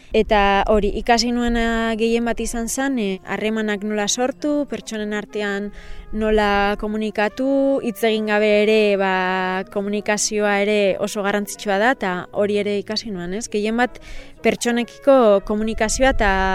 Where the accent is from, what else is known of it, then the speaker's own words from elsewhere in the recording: Deba, Basque Country, Spain; also born or lived in Bilbao; Ni ezi eta hasi deban herrian bertan inintzen